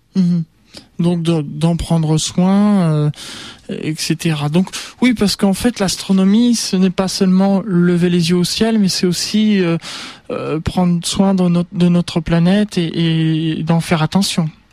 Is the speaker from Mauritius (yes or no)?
no; Normandy, France; je suis normand moi-même, j'aime beaucoup la Normandie